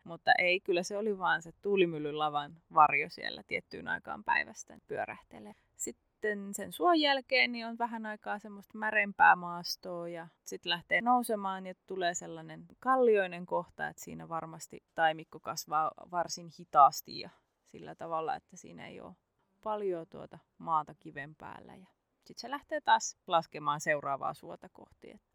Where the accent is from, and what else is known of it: Central Ostrobothnia, Finland; born or raised there; now in Southern Finland, Finland